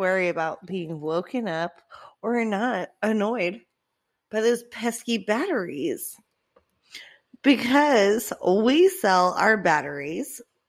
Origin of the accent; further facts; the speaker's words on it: Orange Park, Florida, United States; Ma'am, I'm from Orange Park.